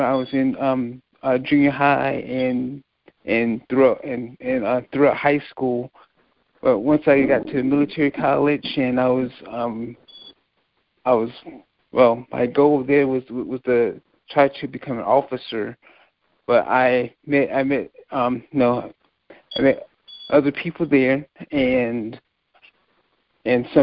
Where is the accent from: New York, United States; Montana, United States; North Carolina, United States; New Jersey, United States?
North Carolina, United States; also born or lived in Milledgeville, Georgia; I'm from North Carolina.